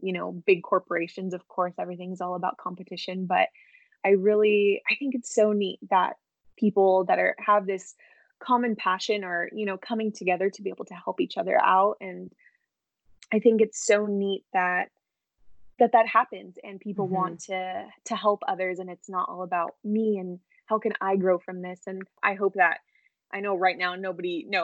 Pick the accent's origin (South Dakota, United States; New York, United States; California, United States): California, United States; Southern; I'm from California, Southern California, born and raised here, never lived anywhere else.